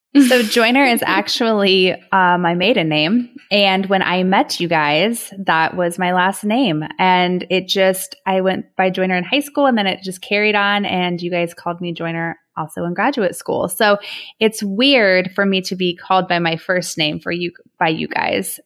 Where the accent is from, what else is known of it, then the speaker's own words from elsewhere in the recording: Dayton, Ohio, United States; now in Cleveland, United States; I'm actually from Dayton, Ohio, but I now live in Cleveland, Ohio.